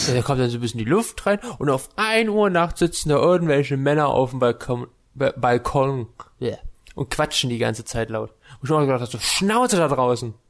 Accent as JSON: {"language": "German", "region": "Saxony-Anhalt", "country": "Germany", "said": "Die sind dieses Jahr bei uns in Sachsen-Anhalt"}